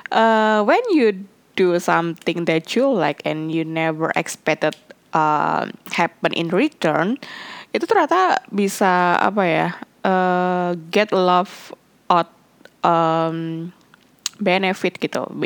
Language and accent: Indonesian; Indonesia; aku bilang I'm Indonesian but I just understand in Thai but I don't know how to actually uh, speaking in Thai correct way gitu karena ngerasa kayak logat aku cara aku ngomong masih not Thai enou